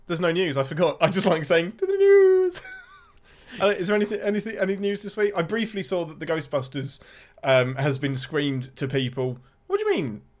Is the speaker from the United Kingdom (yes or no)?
yes; England, United Kingdom; I'm your Englishman